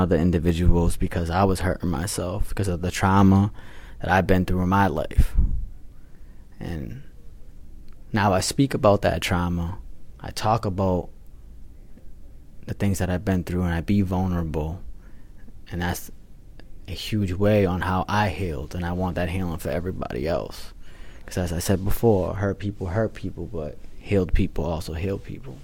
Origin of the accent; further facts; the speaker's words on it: Revere, Massachusetts, United States; I was born and raised in the city of Revere